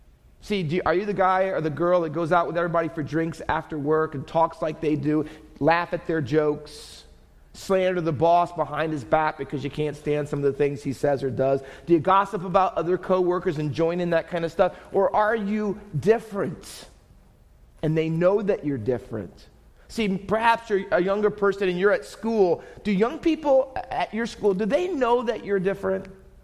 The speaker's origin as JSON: {"language": "English", "region": "New Jersey", "country": "United States", "tie": "born there", "said": "At the time, I was the only one in our entire family that wasn't born in Texas. I was born in New Jersey."}